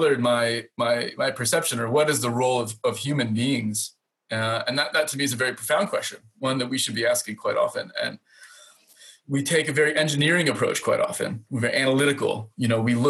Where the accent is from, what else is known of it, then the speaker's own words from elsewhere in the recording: Indiana, United States; now in Finland; growing up in the Midwest of Indiana